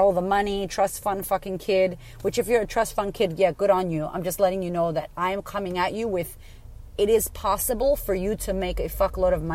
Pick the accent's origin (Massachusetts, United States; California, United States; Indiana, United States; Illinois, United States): Massachusetts, United States; Framingham; I grew up in Framingham, Massachusetts, which was ghetto